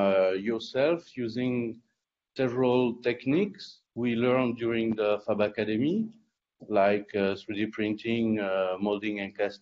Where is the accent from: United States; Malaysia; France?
France; Perpignan, Occitania; I'm French. I come from Perpignan in south of France.